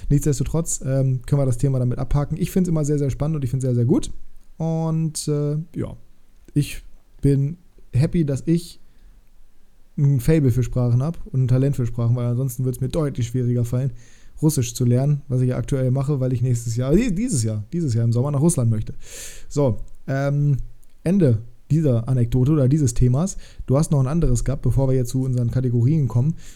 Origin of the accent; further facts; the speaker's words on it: Sorsum, Lower Saxony, Germany; in Sorsum, wo ich aufgewachsen bin und wo ich auch Fußball gespielt habe